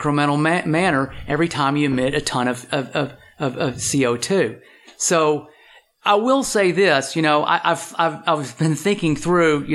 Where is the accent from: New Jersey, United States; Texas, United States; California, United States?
Texas, United States; I'm from Texas and I got a lot of friends who work in the oil and gas industry